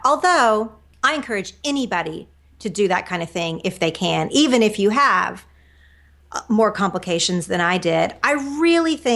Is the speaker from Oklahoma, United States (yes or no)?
yes; Oklahoma, United States; moved away as an adult; now in Los Angeles, United States; I moved from Oklahoma, where I grew up in a small town, went to the University of Oklahoma, and then I moved to California